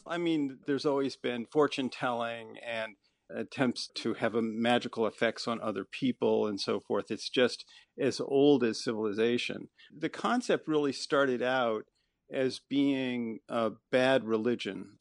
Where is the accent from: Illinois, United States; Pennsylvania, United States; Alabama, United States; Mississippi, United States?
Illinois, United States; Chicago; I grew up actually in the Chicago area, sort of a default Midwesterner